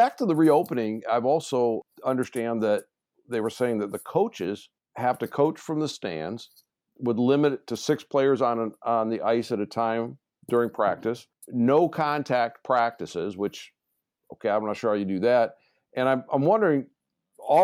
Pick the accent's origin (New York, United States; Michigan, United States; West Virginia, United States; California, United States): Michigan, United States; Detroit; growing up in Detroit, of course, we had the CBC on from Windsor, and Hockey Night in Canada is, you know, just part of Detroit